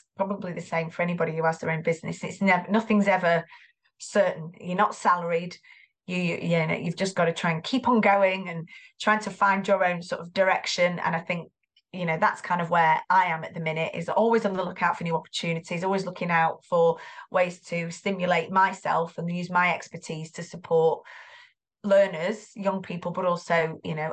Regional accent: Greater Manchester, North West England, United Kingdom; You can probably hear the accent. I am from Greater Manchester.

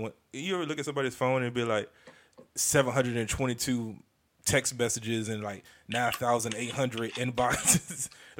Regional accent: Maryland, United States; I know some of y'all be sounding country like I'm from Maryland.

